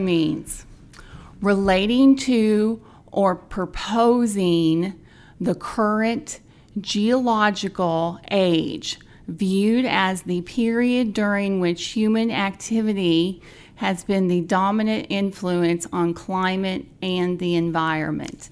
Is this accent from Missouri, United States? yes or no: no; Indiana, United States; I am from Indiana.